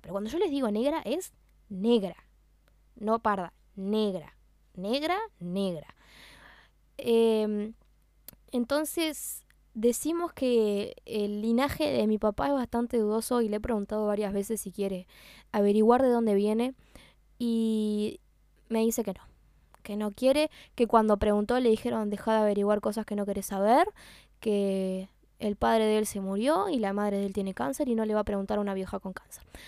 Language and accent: Spanish; Uruguay; Y yo nací acá y yo me considero uruguaya, 100% uruguaya. Si me preguntan, yo soy de acá